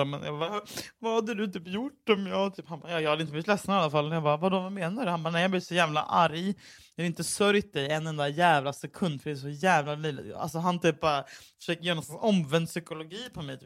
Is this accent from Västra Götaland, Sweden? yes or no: yes; Gothenburg, Västra Götaland, Sweden; klubben där jag växte upp i Göteborg